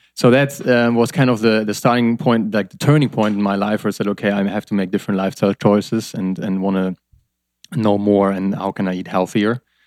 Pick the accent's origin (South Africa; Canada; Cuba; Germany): Germany; I'm from Germany